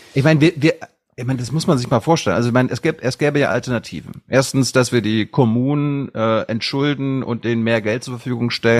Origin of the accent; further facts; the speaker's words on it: Mecklenburg-Vorpommern, Germany; als Mecklenburger sage ich mir, wir haben da eh kaum Internet oben